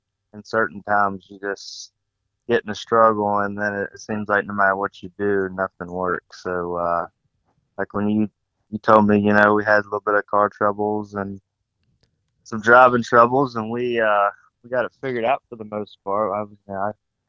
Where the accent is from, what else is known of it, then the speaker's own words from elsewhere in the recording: Holden Beach, North Carolina, United States; I'm from Holden Beach, South Carolina, or North Carolina